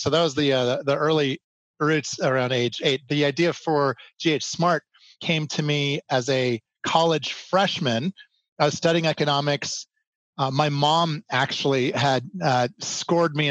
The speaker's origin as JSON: {"language": "English", "town": "Chicago", "region": "Illinois", "country": "United States", "tie": "born or raised there", "also_born_or_lived": "Los Angeles", "moved": "as an adult", "lives_now": "Colorado, United States", "said": "I grew up in the Chicagoland area. So I'm from Chicago, and those were my formative years"}